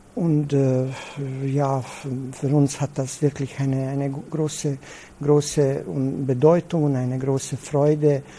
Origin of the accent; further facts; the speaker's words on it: Alibunar, Vojvodina, Serbia; German is a second language; ich komme aus Libunar